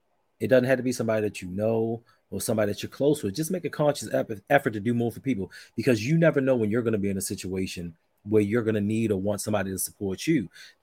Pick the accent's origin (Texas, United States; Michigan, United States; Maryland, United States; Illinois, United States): Maryland, United States; Baltimore; 21215, baby. 21215.